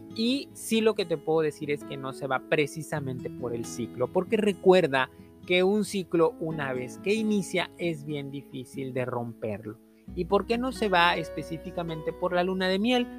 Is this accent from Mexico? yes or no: yes; Mexico; aquí en México, en mi país